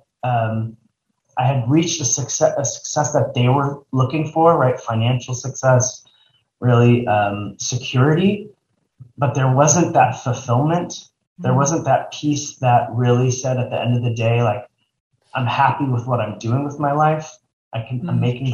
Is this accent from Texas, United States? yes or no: yes; Texas, United States; now in Los Angeles, United States; I grew up in Texas